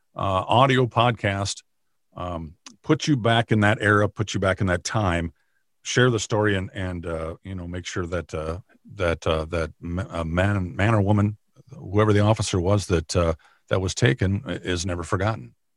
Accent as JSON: {"language": "English", "region": "Minnesota", "country": "United States", "tie": "born or raised there", "also_born_or_lived": "Arizona / Nebraska / Kansas", "said": "I grew up in Minnesota, in the, in the county that I work in now"}